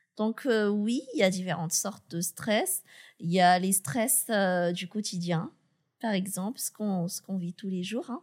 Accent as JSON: {"language": "French", "country": "Madagascar", "said": "je suis malgache, j'ai été recrutée à Madagascar"}